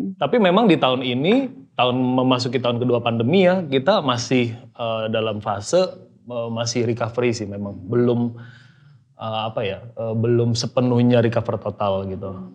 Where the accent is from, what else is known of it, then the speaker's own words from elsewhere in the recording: Medan, North Sumatra, Indonesia; Saya dari Medan ya kebetulan